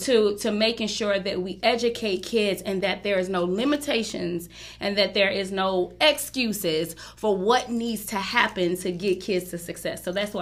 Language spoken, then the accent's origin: English; New York City, New York, United States; I was born and raised in Brooklyn, New York